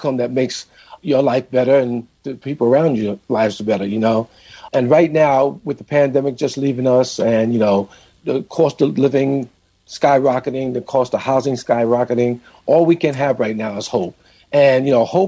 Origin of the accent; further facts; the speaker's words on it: New York City, New York, United States; growing up in New York City